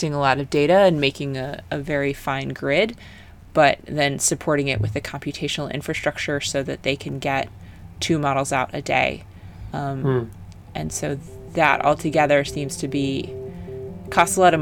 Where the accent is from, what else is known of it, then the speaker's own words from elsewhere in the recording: United States; as an American